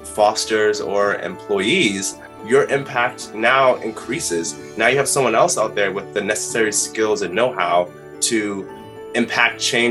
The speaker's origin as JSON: {"language": "English", "town": "New York City", "region": "New York", "country": "United States", "tie": "born or raised there", "said": "growing up in New York City"}